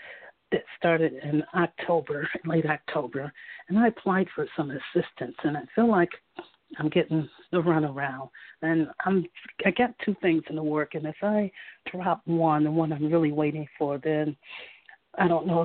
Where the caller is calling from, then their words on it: South Carolina, United States; I'm calling from South Carolina.